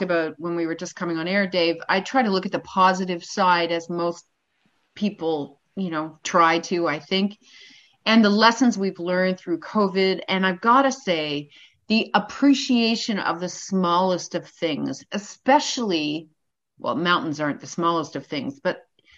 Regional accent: Canada; as a Canadian born and raised

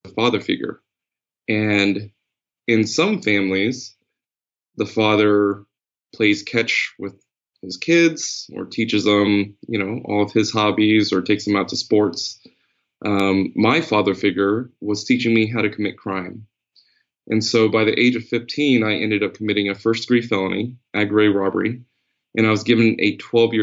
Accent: New Jersey, United States; I was born in New Jersey. And on the block that I was born on, it was just rife with crime. We were just in poverty

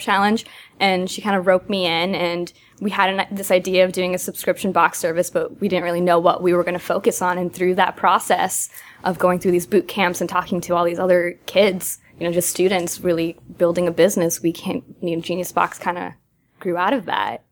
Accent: Massachusetts, United States; moved away; I'm from Massachusetts

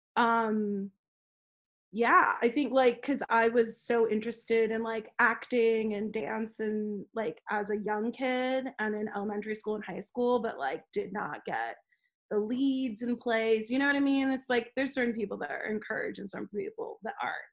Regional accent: Los Angeles, California, United States; I'm like, "LA."

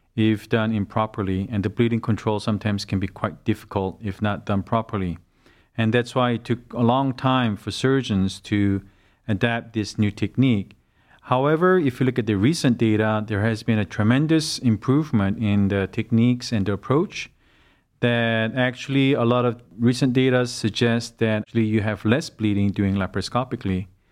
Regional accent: South Korea; moved away as an adult; now in Cleveland, United States; I had most of my education uh, back in South Korea. And I developed my career back in South Korea

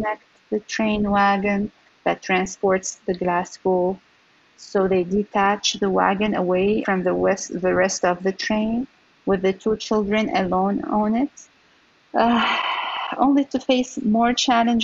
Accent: Syria; moved away as an adult; also born or lived in Texas / California; I was born and raised in Syria

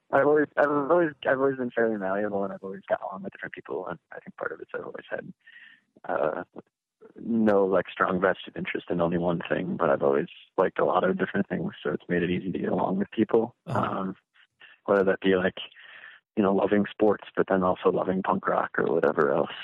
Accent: Grand Rapids, Michigan, United States; I'm born born and raised here.

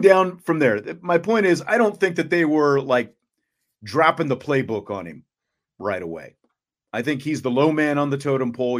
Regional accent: Salina, Kansas, United States; where I'm from, I'm from Salina, Kansas

